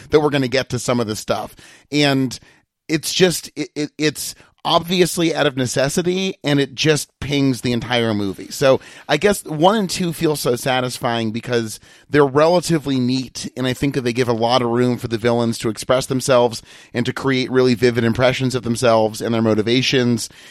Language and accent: English; Massachusetts, United States; I'm from Massachusetts